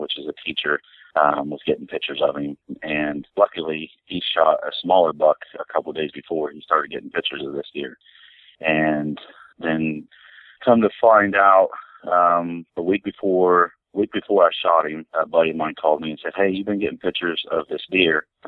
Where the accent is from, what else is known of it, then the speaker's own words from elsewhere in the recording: Logan, Ohio, United States; also born or lived in New Straitsville, Ohio; I'm from Logan, Ohio